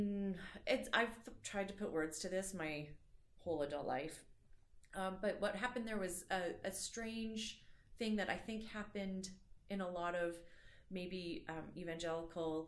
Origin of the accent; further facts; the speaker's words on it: Calgary, Alberta, Canada; I grew up in Calgary here